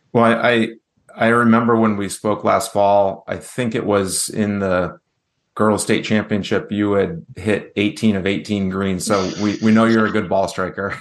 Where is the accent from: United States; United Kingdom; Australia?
United States; New Hampshire; my home state